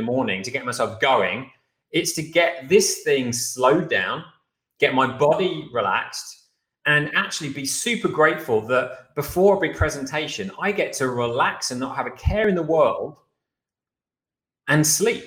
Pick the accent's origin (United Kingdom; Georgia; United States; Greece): United Kingdom; moved away; as a Brit